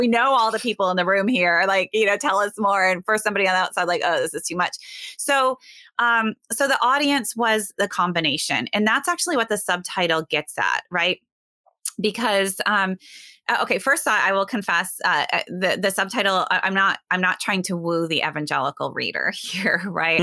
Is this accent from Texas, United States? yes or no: no; Sioux Center, Iowa, United States; now in West Michigan, United States; I grew up in Northwest Iowa in a small town, Sioux Center.